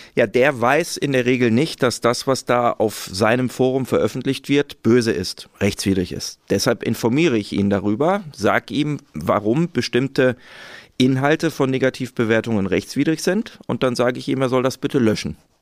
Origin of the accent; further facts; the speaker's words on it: Ruhr area, North Rhine-Westphalia, Germany; ich bin aus dem Ruhrgebiet